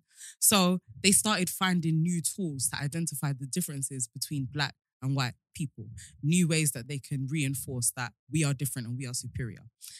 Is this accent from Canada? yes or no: no; Nigeria; growing up in African society, in Nigerian specifically